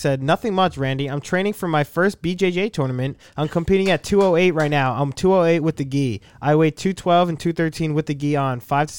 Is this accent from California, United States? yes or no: no; Wisconsin, United States; Like, I'm from Wisconsin.